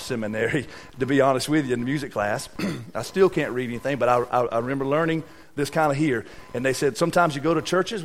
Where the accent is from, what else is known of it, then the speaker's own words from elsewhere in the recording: Newry, United States; I'm from Newry